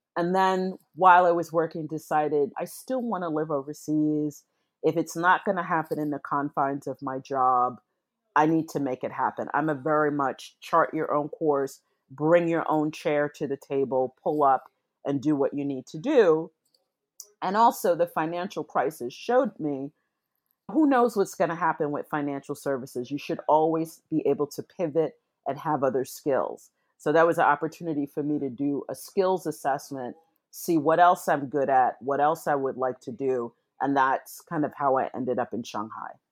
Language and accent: English; New York City, New York, United States; moved away as an adult; also born or lived in London; I'm back in my hometown of New York City